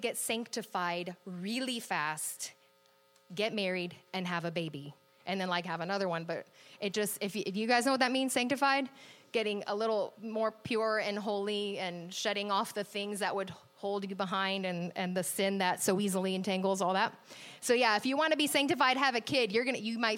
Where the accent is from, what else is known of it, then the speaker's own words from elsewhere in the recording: Virginia Beach, Virginia, United States; I grew up in Virginia Beach, Virginia. So I grew up really close to the beach on the coast